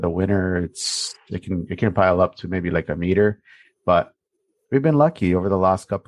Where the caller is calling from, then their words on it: Toronto, Ontario, Canada; I am calling from Toronto, Ontario, up in Canada.